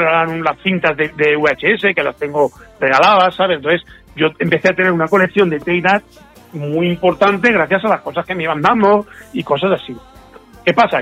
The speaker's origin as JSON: {"language": "Spanish", "town": "Manises", "region": "Valencian Community", "country": "Spain", "tie": "born or raised there", "said": "mi pueblo de Manises"}